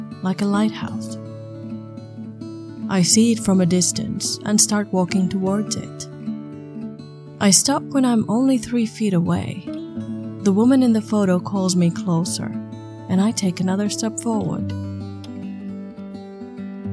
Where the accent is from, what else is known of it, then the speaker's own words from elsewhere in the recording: Finland; English is a second language; I'm from Finland. English is not my mother tongue